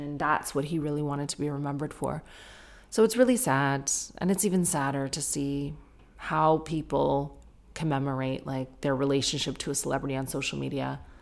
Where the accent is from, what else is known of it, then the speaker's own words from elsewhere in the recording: Sarnia, Ontario, Canada; now in United Kingdom; I grew up in Sarnia